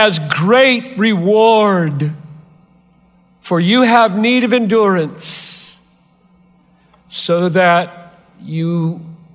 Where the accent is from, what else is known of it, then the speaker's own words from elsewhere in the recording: Greenville, South Carolina, United States; moved away; I grew up 3 hours from here in Greenville, South Carolina. I'm a Southerner by birth.